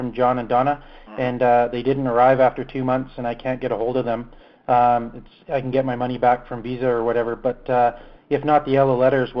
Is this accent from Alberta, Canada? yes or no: yes; Calgary, Alberta, Canada; I'm from Calgary, Canada.